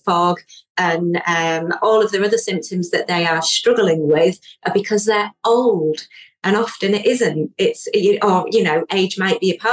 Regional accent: Yorkshire and the Humber, United Kingdom; I'm from Yorkshire.

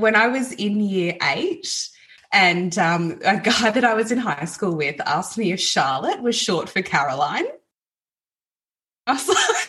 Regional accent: Gold Coast, Queensland, Australia; moved away; also born or lived in Melbourne, Victoria; I grew up on the Gold Coast and I lived in Melbourne for 15 years

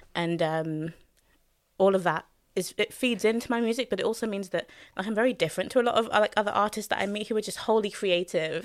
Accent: London, United Kingdom; I was born in Hackney, born and raised in Hackney

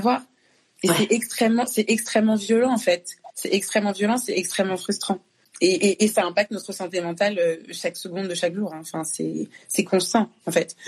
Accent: France; also born or lived in Congo; je suis née au Congo je suis arrivée en France à deux ans le fait que je sois née au Congo que j'ai grandi en France

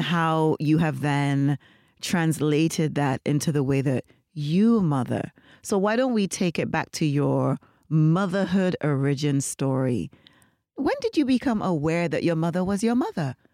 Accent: Nevis, St. Kitts & Nevis; moved away; also born or lived in Jamaica; I am not Saint Lucian. I am Nivisian. I grew up primarily in Nevis. I'm also Jamaican.

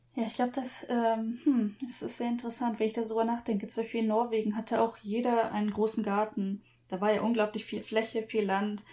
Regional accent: Germany; now in Japan; Bin ich wirklich in Deutschland aufgewachsen?

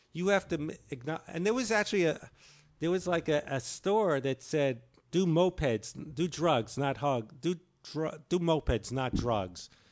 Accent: New York, United States; I'm the New Yorker

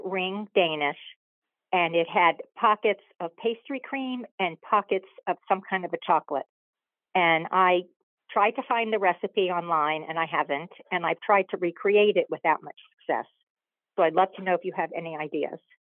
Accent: South Florida, United States; also born or lived in Boston; I live in South Florida

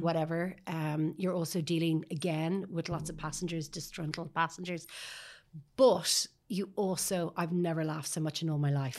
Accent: Sutton, Leinster, Ireland; also born or lived in Paris, France; I grew up in Sutton

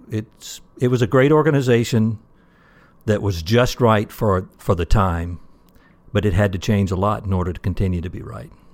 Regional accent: Mississippi, United States; moved away as an adult; now in Michigan, United States; actually from Mississippi, went to school at Mississippi State University

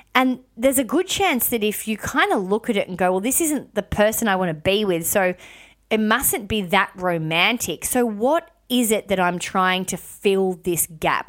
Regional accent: Melbourne, Victoria, Australia; moved away as an adult; also born or lived in Cairns; I lived in Melbourne, born and bred in Melbourne

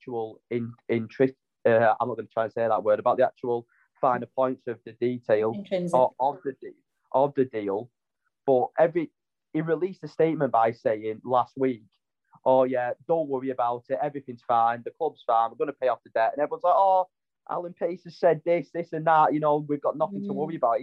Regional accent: Wigan, North West England, United Kingdom; My hometown's Wigan.

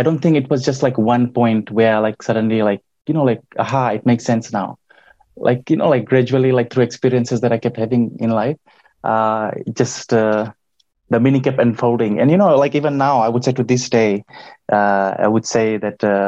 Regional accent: Nadi, Western Division, Fiji; I grew up in Nandi, which is the western part of Viti Levu

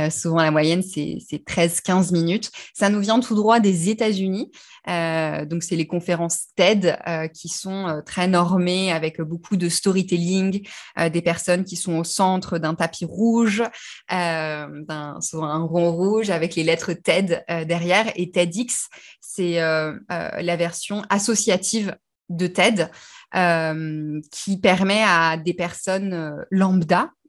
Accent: Brittany, France; alors d'où je viens, disons de Bretagne. je suis fille de marin, donc j'ai beaucoup beaucoup déménagé et j'ai choisi que j'étais bretonne.

